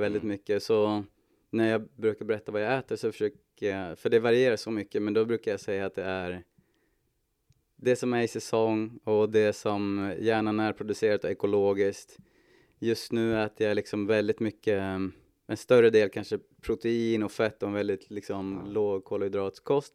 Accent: Hudiksvall, Gävleborg County, Sweden; jag är född och uppvuxen i Hudiksvall.

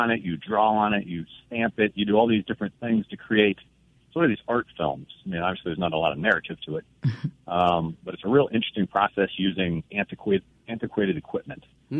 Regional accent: Dayton, Ohio, United States; moved away as an adult; also born or lived in St. Louis, Missouri; now in Clarksdale, United States; So I grew up in Dayton, Ohio.

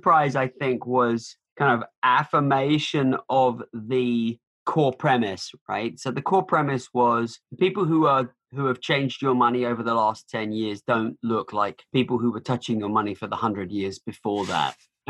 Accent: United Kingdom; now in United States; I'm from the UK originally, but I've spent more time in America than anywhere else.

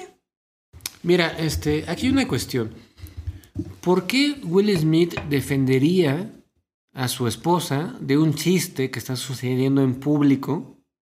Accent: Mexico; yo como mexicano

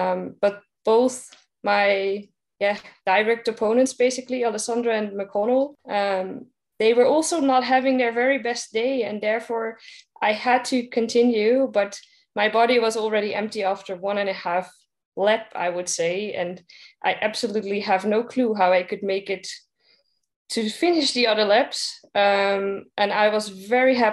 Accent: Netherlands; I'm coming from the Netherlands, so we live in a country where everybody uses his or her bike

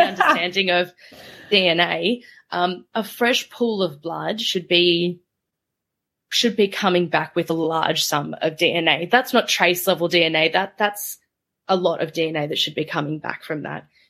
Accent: Melbourne, Victoria, Australia; my hometown in suburban Melbourne

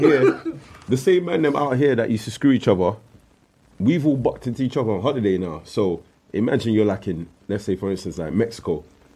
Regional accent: Nigeria; moved away; also born or lived in Brixton, London; I grew up in Nigeria

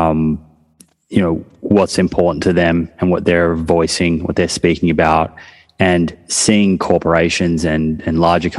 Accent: Melbourne, Victoria, Australia; now in New South Wales, Australia; I'm from Melbourne. So Melbourne tends to be a football state. And then New South Wales, which is actually where I live now, is more of a rugby state

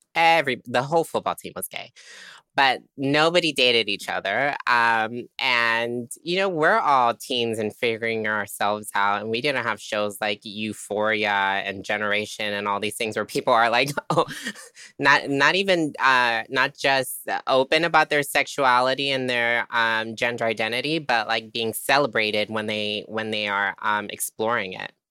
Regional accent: Tampa, Florida, United States; I grew up in, um, what I call Trampa. sorry, people from Tampa. Um, Tampa, Florida

